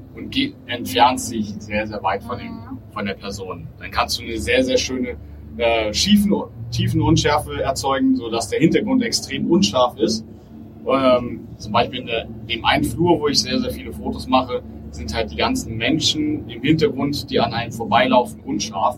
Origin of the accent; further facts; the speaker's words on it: Berlin, Germany; also born or lived in Bonn; ich wollte dann doch wieder zurück in meine Heimat, zu meiner Familie und meinen Freunden.